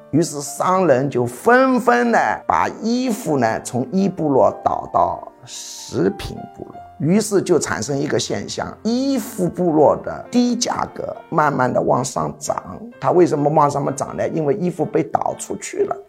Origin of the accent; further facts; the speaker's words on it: Jiangxi, China; 我老家江西省